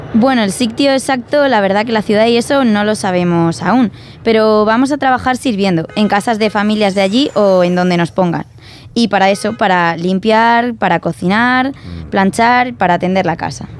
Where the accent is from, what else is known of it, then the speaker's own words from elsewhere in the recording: Asturias, Spain; De Rubiano, de un pueblo de Asturias